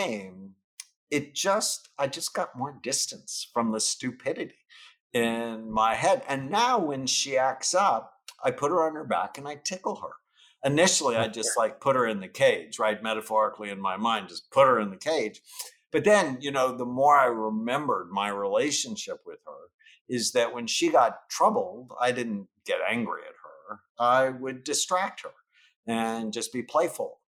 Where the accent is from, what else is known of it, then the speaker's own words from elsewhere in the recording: San Fernando Valley, California, United States; I grew up in the San Fernando Valley in the late 1960s